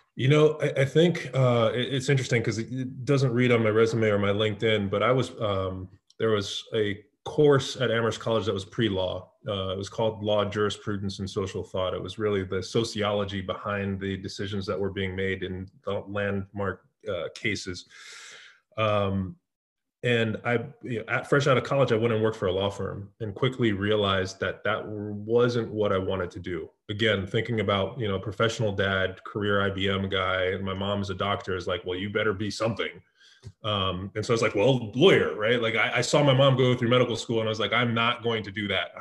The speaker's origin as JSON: {"language": "English", "town": "San Jose", "region": "California", "country": "United States", "tie": "born or raised there", "also_born_or_lived": "East Coast of the US", "moved": "yes", "said": "I was born in the Bay Area in San Jose."}